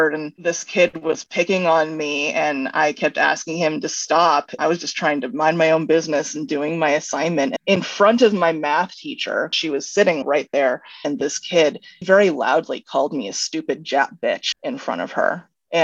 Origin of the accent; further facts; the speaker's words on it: Sherwood, Oregon, United States; also born or lived in Chicago, Illinois / Gresham, Oregon / Eugene, Oregon; now in Portland, United States; We moved to Sherwood when I was in third grade, and then I was there all the way through high school